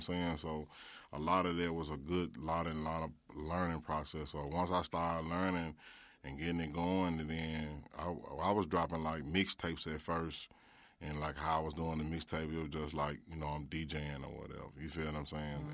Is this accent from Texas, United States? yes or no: no; Memphis, Tennessee, United States; I was growing up in Orange Mound